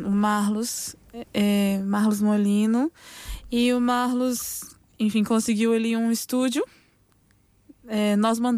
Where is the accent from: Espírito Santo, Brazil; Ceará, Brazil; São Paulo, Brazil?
Espírito Santo, Brazil; Vila Velha; É, pronto, eu sou natural da cidade de Vitória, Vila Velha, Espírito Santo, pronto, e a capital da nossa cidade é Vitória, né? Isso no Brasil.